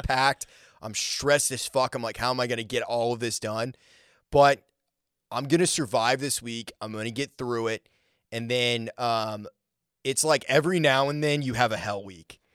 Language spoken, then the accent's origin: English; Maine, United States; moved away; also born or lived in Colorado; I grew up in Maine, so there, there's not really a music scene there.